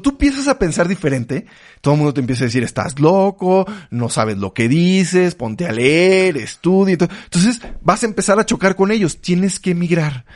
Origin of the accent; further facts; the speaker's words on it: Mexico; los mexicanos de México